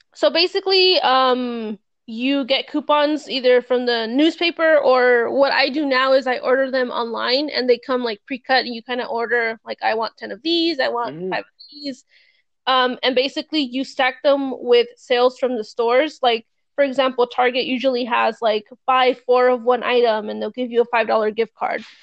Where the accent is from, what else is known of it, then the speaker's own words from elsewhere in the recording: California, United States; moved away; I'm from California, I used to live there